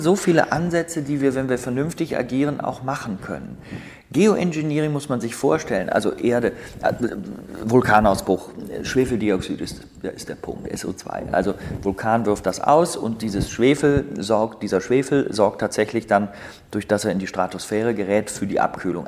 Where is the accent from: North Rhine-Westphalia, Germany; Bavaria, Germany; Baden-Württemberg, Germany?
North Rhine-Westphalia, Germany; Bonn; ich bin Rheinländer, ich bin in Bonn geboren